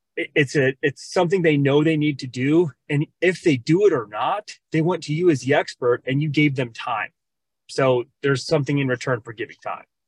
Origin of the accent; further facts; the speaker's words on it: Minnesota, United States; also born or lived in Arizona; now in Cave Creek, United States; I am originally from Minnesota